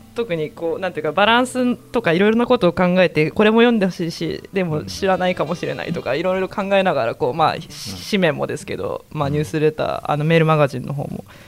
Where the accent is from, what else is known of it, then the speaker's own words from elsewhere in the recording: Yamanashi, Japan; moved away as an adult; now in Osaka, Japan; 私は出身が山梨で関東なので